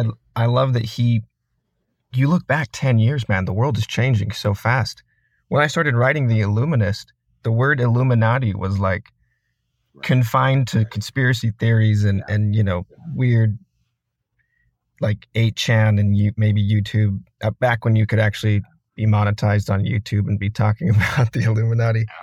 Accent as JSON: {"language": "English", "town": "Sandy", "region": "Utah", "country": "United States", "tie": "born or raised there", "said": "I grew up in Sandy, Utah. It's a suburb of Salt Lake City"}